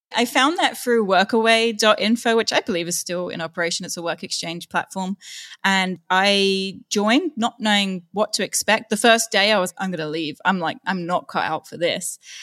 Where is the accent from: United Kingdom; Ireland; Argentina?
United Kingdom; London; moved away as an adult; also born or lived in Austria; growing up in London, it's pretty open-minded and I never really had any issues there.